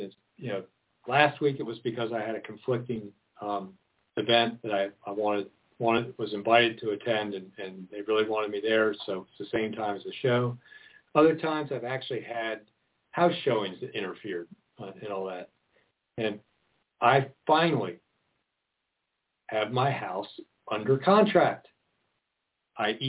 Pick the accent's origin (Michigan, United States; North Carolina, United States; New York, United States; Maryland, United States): Maryland, United States; now in Oregon, United States; I'm originally from Maryland